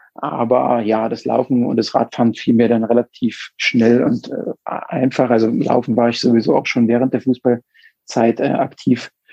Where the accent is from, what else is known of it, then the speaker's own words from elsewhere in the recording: Mühlhausen, Thuringia, Germany; moved away as an adult; now in Munich, Germany; komme ursprünglich aus äh, Thüringen, ähm, ja, da er im Westthüringen ähm, geboren, in der Stadt Mühlhausen